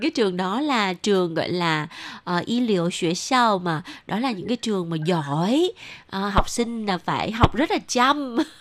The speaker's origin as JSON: {"language": "Vietnamese", "region": "Southern Vietnam", "country": "Vietnam", "accent": "southern", "said": "chị là giọng ở Nạnh Phan ở miền Nam"}